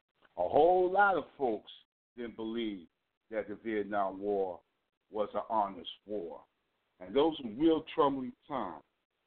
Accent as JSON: {"language": "English", "country": "United States", "tie": "born or raised there", "said": "my hometown, which is close to New York City."}